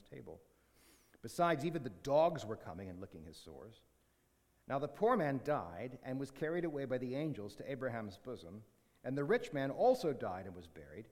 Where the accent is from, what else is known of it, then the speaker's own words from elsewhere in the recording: Canada; good Canadian Christians